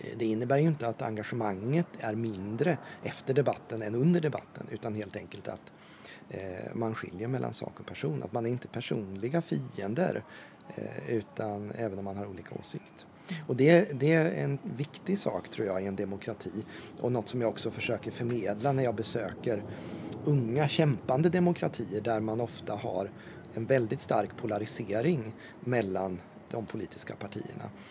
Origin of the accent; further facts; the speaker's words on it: Ödeshög, Östergötland, Sweden; now in Norrköping, Sweden; Min mamma var aktiv i lokalpolitiken hemma i Ödeshög där jag växte upp